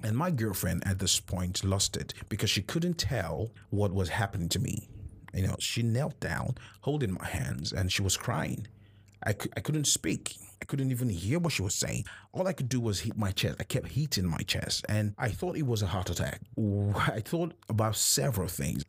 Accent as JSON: {"language": "English", "country": "Nigeria", "said": "as a Nigerian."}